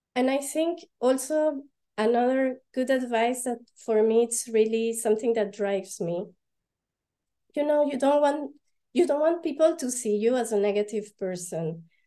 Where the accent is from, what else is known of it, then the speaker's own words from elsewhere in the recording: Panama; moved away as an adult; also born or lived in Paris, France / London, United Kingdom; now in Belgium; I was born and raised in Panama, and my dad is French and my mom is Panamanian.